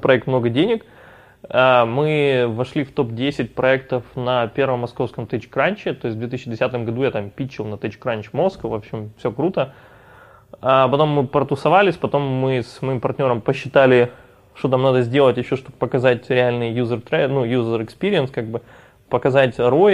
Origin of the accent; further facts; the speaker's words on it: Odesa, Odesa Oblast, Ukraine; это все в Одессе